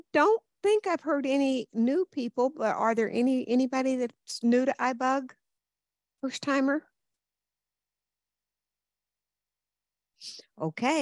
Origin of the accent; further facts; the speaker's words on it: Reno, Nevada, United States; I'm from Reno, Nevada.